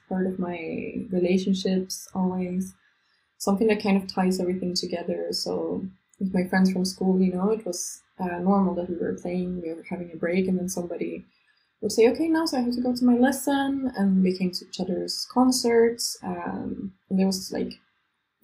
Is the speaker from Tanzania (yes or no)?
no; Stockholm, Stockholm County, Sweden; moved away as an adult; now in Barcelona, Spain; I'm originally from Sweden, from Stockholm.